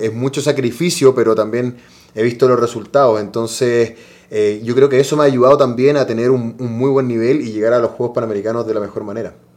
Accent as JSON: {"language": "Spanish", "country": "Chile", "said": "somos país sudamericano"}